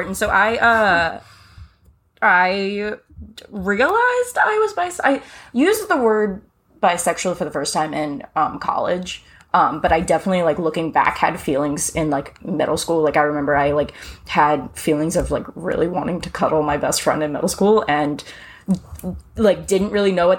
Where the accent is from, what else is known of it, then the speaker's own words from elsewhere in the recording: Richmond, Virginia, United States; I'm born and raised in Richmond, Virginia